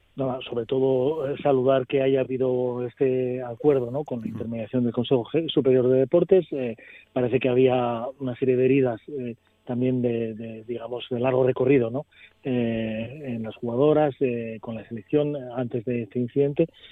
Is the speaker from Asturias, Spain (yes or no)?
yes; Asturias, Spain; tanta legitimidad tenemos nosotros como asturianos